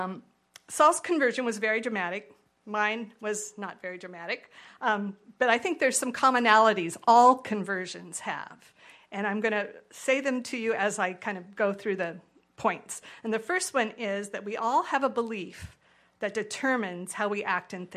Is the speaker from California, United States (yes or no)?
yes; California, United States; moved away; I'm from California